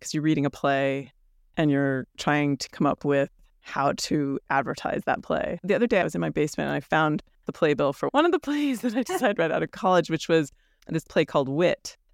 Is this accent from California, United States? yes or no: no; New York, United States; growing up in New York